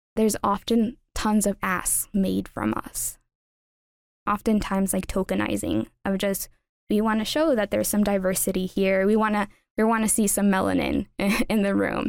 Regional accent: Los Angeles, California, United States; moved away as an adult; now in Upper Valley, United States; growing up in Los Angeles, and specifically East L

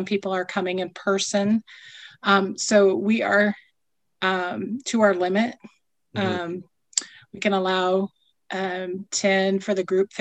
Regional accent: North Platte, Nebraska, United States; I grew up here in North Platte and went to school here

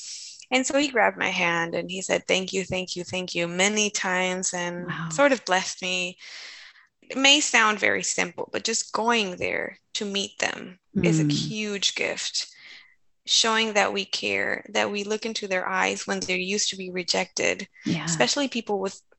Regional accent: Colombia; And so I told him, I come from Colombia, South America.

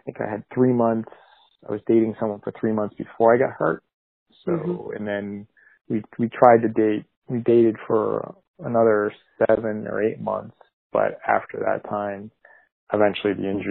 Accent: Massachusetts, United States; moved away as an adult; now in New Jersey, United States; I'm originally from Massachusetts, and my family's pretty much all living in Massachusetts still. I'd moved to New Jersey in 2004

